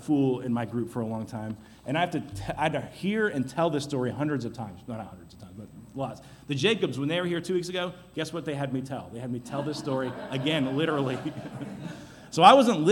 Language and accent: English; Chattanooga, Tennessee, United States; back home, my hometown in Chattanooga